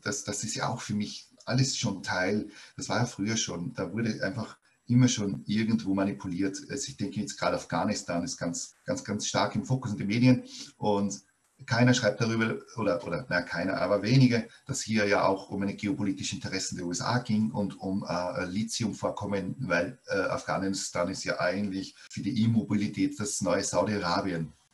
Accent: Austria; hier in Österreich wurde ganz stark über die Volksschule, also bei uns sagt man Volksschule

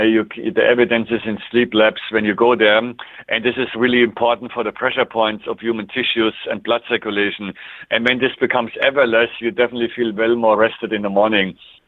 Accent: Canada; It's similar in my home country, Canada, where we're using maple syrup in the winter time

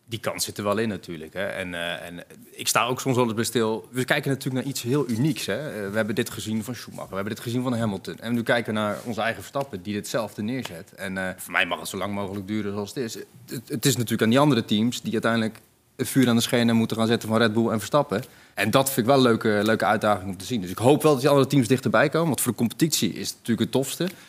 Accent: Netherlands; als Nederlander

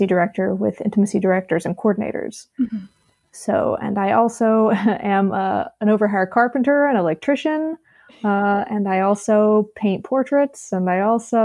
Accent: Alabama, United States; moved away; also born or lived in Virginia / Philadelphia; I'm originally from Alabama, but I went to school in Virginia.

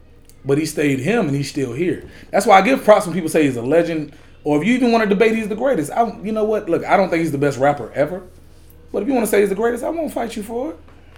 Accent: Atlanta, Georgia, United States; I'm from Atlanta

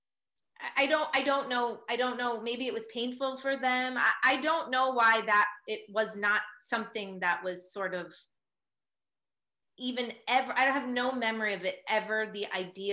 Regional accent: Long Island, New York, United States; moved away; also born or lived in Deer Park, New York; I was raised in Long Island

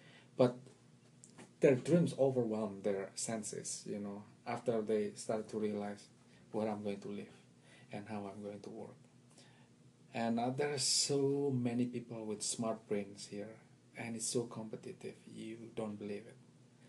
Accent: Indonesia; English is a second language; now in Washington, D.C., United States; That's the home for the past almost 17 years now. But I originally come from Indonesia, and yeah, I've been around different places

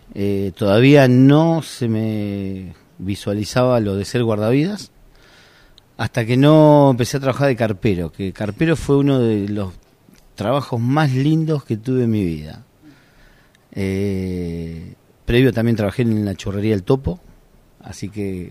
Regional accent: Argentina; yo soy guardavía de Argentina

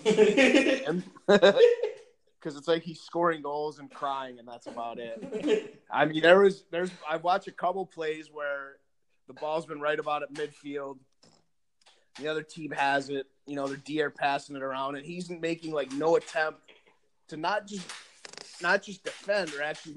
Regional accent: Rochester, New York, United States; I grew up in Rochester, a huge, you know, huge soccer town

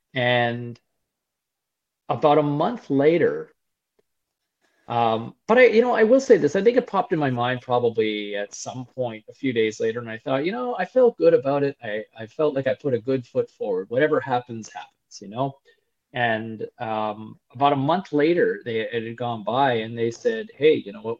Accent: Ottawa, Ontario, Canada; I grew up in Ottawa originally

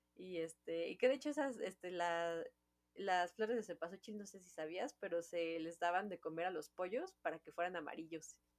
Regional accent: Mexico; Es la, celebración mexicana, nosotros somos mexicanas, es con la que yo crecí.

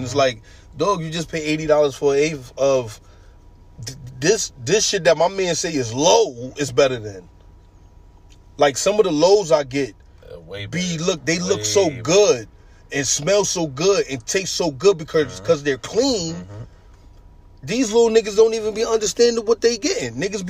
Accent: New York, United States; But keep this in mind. I'm coming from New York. Everything is totally different than up here.

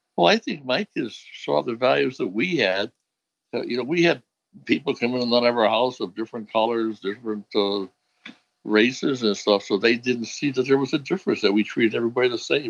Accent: Hartford, Connecticut, United States; I grew up in uh, what they call Clay Hill, the north end of Hartford.

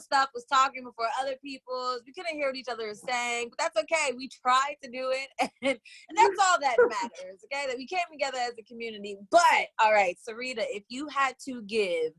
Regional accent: Oakland, California, United States; I am calling in from Oakland, California, born and raised deep East Oakland

